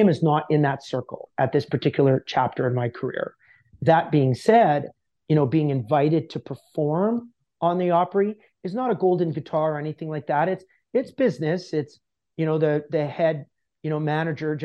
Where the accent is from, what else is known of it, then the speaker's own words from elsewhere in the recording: Canada; as a Canadian